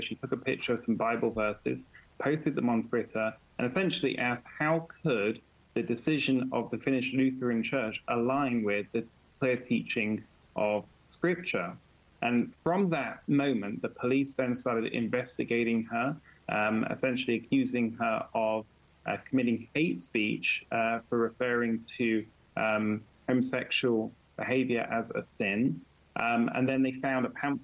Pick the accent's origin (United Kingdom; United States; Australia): United Kingdom; I'm a British lawyer